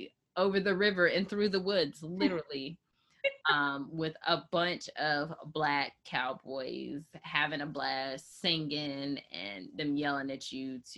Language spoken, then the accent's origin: English; Chapel Hill, North Carolina, United States; I'm from Chapel Hill, North Carolina